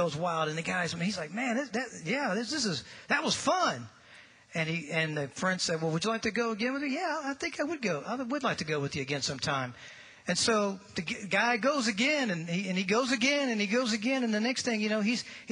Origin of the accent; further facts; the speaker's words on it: St. Louis, Missouri, United States; moved away; if you were to fly right through that arch and just turn to the left just a little bit and go about 5 miles, that's where I grew up